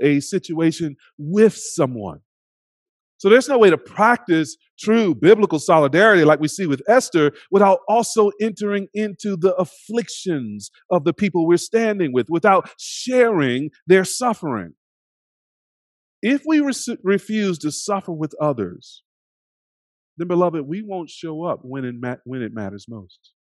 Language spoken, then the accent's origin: English; United States; We are simultaneously American and other